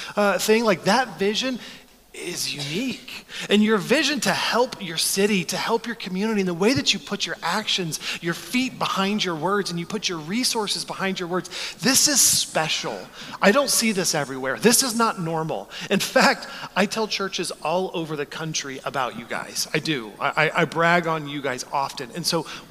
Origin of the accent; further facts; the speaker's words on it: Texas, United States; moved away as an adult; now in Chicago, United States; I grew up in Texas